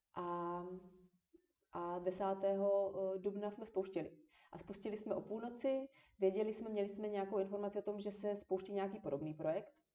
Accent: Moravia, Czechia; moved away as an adult; also born or lived in Olomouc / Prague; protože já jsem studovala v Olomouci a jsem z Moravy.

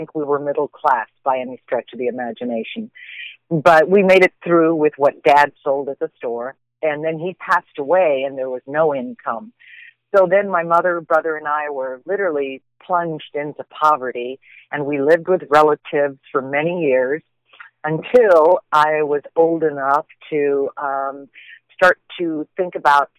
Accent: Tucson, Arizona, United States; moved away as an adult; also born or lived in Portland; I was born here in Tucson to a much older couple

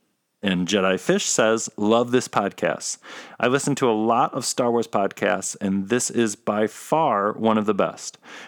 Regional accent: Grand Rapids, Michigan, United States; I grew up in Grand Rapids, Michigan, and you guys are my peeps.

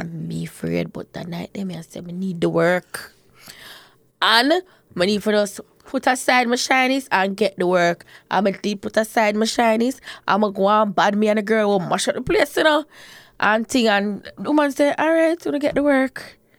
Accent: Portmore, Saint Catherine, Jamaica; I grew up in Portmore

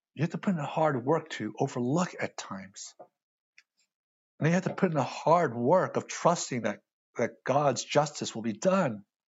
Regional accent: United States; I see an Asian male, born in the States, speaks English

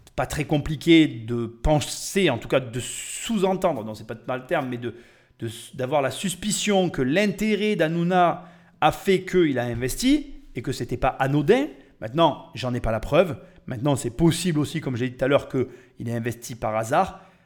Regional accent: France; Je suis Français. Nous, les Français

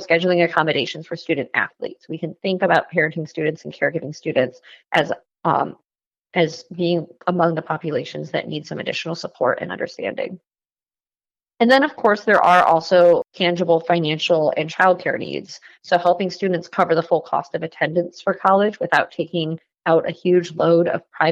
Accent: Ann Arbor, Michigan, United States; now in Washington, D.C., United States; I'm from Ann Arbor, so I'm always excited to come back home. I now live outside of Washington, D.C.

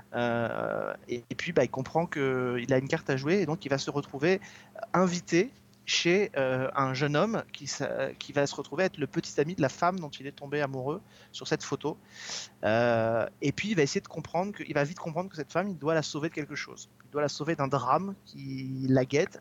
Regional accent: France; chez nous en France

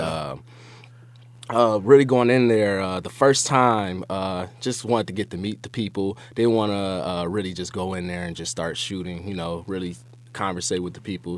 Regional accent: Detroit, Michigan, United States; moved away as an adult; I grew up on in Detroit on the West Side.

